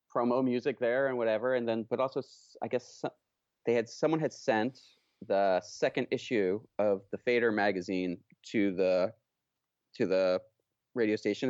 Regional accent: Oakland, California, United States; I grew up in Oakland, California

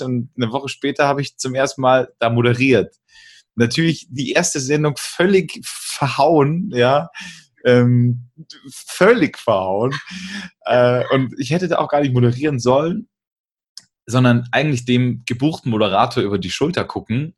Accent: Bavaria, Germany; bei uns in Bayern

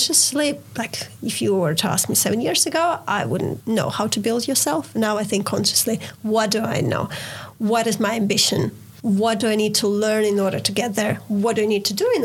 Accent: Ukraine; I'm from Ukraine

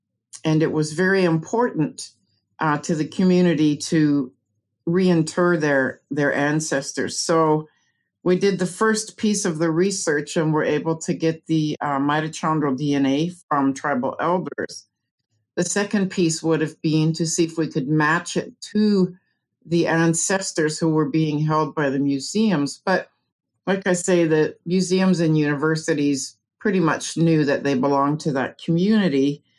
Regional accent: Canada; moved away as an adult; now in United States; Well, I moved to the USA from Canada, I think it was in 1995, as a way to find an area where my son had really bad asthma and allergies, where he could live better. And we ended up in the Ozarks

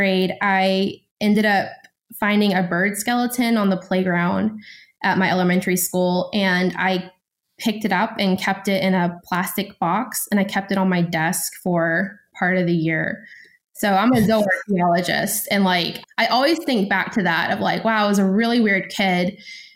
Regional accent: West Tennessee, United States; also born or lived in Greece; I'm from Tennessee. I'm from West Tennessee

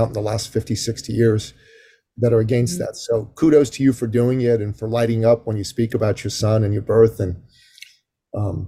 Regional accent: Canada; I'm Canadian.

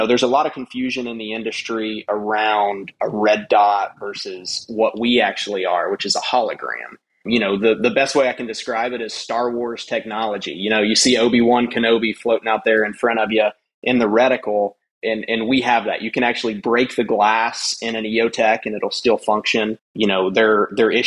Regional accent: West Texas, United States; I grew up in West Texas, you know, hunting deer blinds, deer feeders

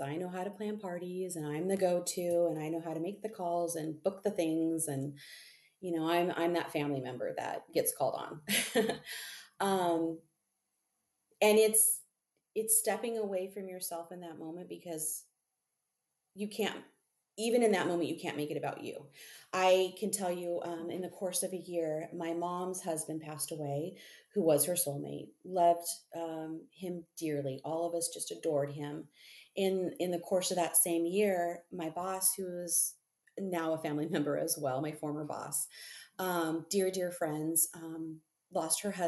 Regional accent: Southern California, United States; moved away as an adult; also born or lived in Central Coast, California / high desert, California; I was born and raised in Southern California

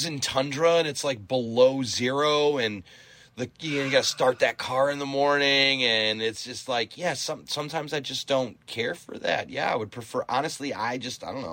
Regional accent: Michigan, United States; I grew up there

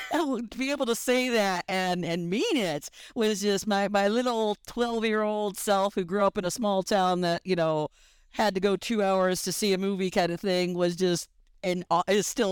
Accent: small town southwest of St. Louis, Missouri, United States; also born or lived in Kansas City; now in Los Angeles, United States; I grew up in a small town about an hour southwest of St. Louis in Missouri.

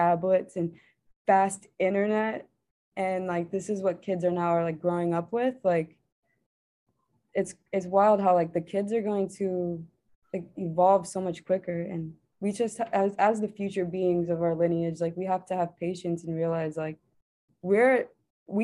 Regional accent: New York City, New York, United States; I'm from New York City

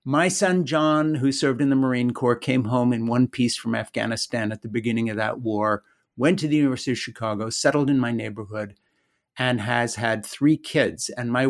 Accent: Switzerland; The background that I come from is very unlikely in the sense that I'm an American who grew up in Switzerland.

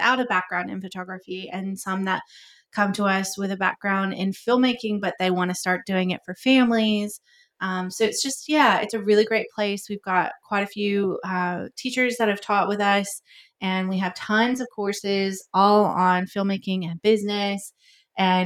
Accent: Georgia, United States; moved away as an adult; also born or lived in Tennessee; now in Sydney, Australia; I am originally from America. I was born in Tennessee, grew up in Georgia, moved back to Tennessee.

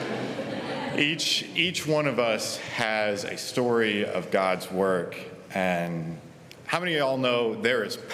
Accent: Oklahoma, United States; I was born and raised in Oklahoma, graduated from Oklahoma State just 3 months ago

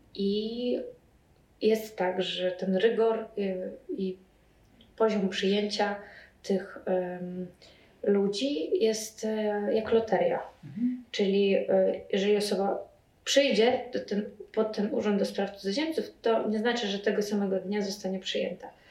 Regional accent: Belarus; now in Poland; ja jestem e, z Białorusi

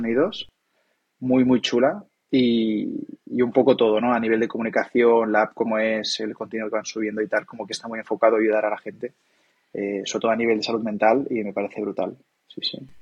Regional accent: Maresme, Catalonia, Spain; moved away as an adult; now in Barcelona, Spain; Yo soy del Maresma

